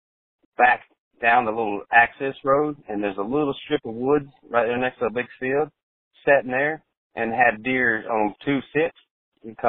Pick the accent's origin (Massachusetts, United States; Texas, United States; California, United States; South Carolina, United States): South Carolina, United States; moved away; I grew up in South Carolina